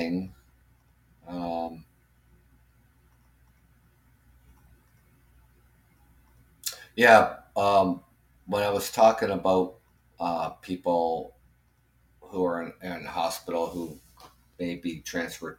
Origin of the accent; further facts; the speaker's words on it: Canada; as a Canadian